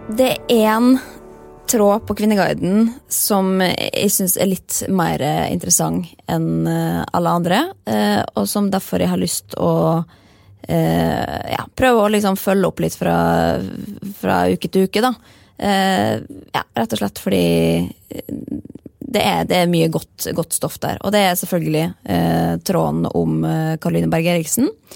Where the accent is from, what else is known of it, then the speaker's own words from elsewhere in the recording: Molde, Møre og Romsdal, Norway; vi kommer jo fra Molde